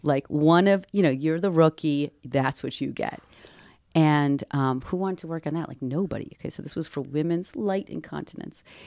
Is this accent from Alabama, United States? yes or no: no; Boston, Massachusetts, United States; I come from Boston. I come from academic circles